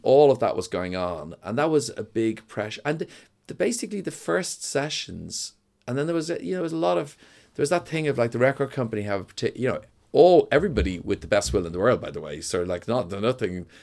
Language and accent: English; Dublin, Leinster, Ireland; also born or lived in New York / London; I grew up in Donnybrook